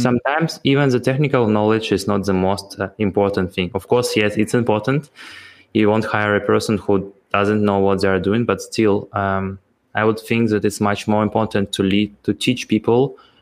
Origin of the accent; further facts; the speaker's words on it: Ukraine; I'm also from Ukraine